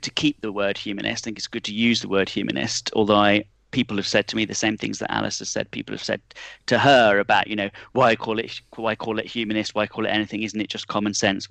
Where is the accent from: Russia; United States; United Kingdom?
United Kingdom; Nuneaton, West Midlands; I was born in the George Eliot Hospital, that's why. We share a hometown.